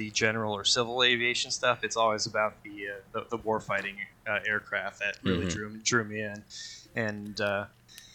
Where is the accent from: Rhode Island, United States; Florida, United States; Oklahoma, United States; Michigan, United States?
Michigan, United States; Sterling Heights; also born or lived in Tucson, Arizona; I grew up in Sterling Heights, Michigan, just outside of Detroit. I was born in Tucson, Arizona